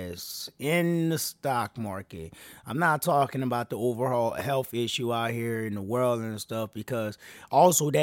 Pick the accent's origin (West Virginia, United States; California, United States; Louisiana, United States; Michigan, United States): Louisiana, United States; New Orleans; I'm from New Orleans